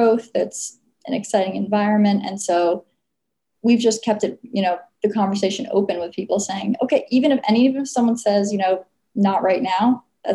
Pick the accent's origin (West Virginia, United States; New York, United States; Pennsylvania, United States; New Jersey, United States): New Jersey, United States; moved away as an adult; also born or lived in Massachusetts; now in Austin, United States; I'm originally from New Jersey